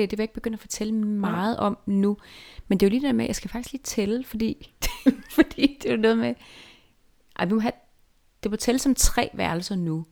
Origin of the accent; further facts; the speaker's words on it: Jutland, Denmark; now in Copenhagen, Denmark; da jeg var barn i Jylland